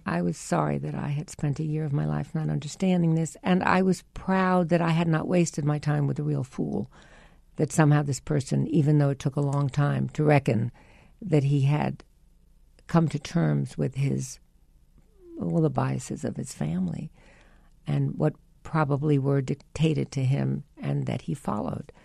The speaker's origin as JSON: {"language": "English", "region": "New York", "country": "United States", "said": "I was from New York. I'd gone to performing arts in Barnard"}